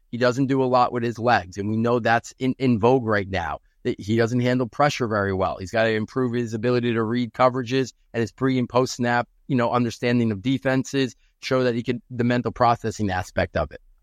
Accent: New York, United States; my hometown here in New York

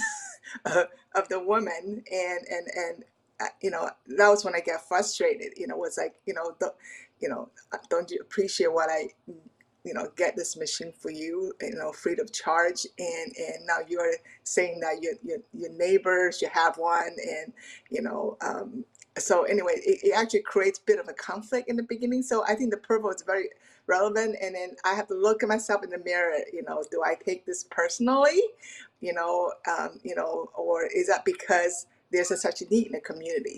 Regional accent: Taiwan; now in Pacific Northwest, United States; I'm an immigrant from Taiwan

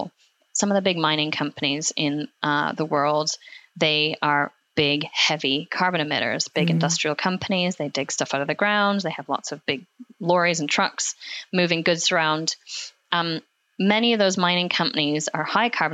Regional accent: Alberta, Canada; moved away; I grew up actually in Alberta, which is in Canada.

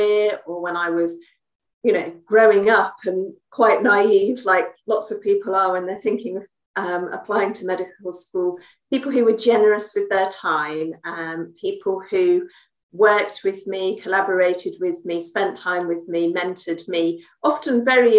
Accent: Salisbury, South West England, United Kingdom; now in London, United Kingdom; I'm based in England, and that's where I grew up. I was born in Salisbury, somewhere much more small than where I am now in London

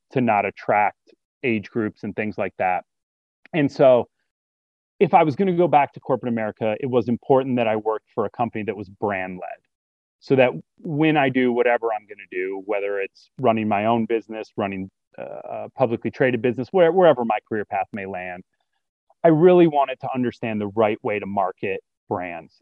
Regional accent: Detroit, Michigan, United States; moved away as an adult; also born or lived in Oxford, Ohio; I grew up in Detroit, raised by a single mom

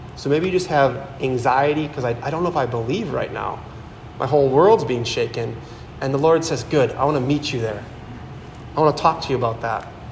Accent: Howards Grove, Wisconsin, United States; I'm from Howard's Grove, which is in Sheboygan County. I grew up there

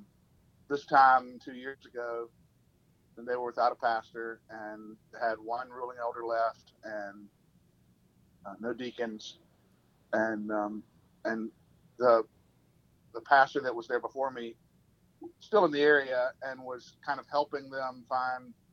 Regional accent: Columbia, South Carolina, United States; moved away as an adult; now in West Tennessee, United States; I'm from Columbia, South Carolina

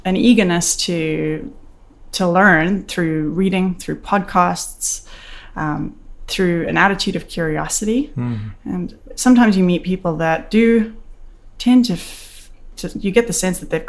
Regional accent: South Africa; moved away as an adult; now in Canada; I was born and raised in South Africa, a very interesting place, and moved to Canada in 2001

